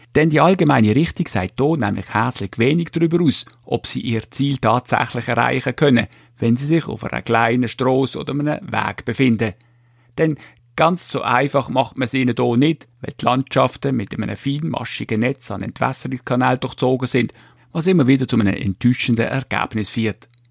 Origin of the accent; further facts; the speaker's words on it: Switzerland; bei uns in der Schweiz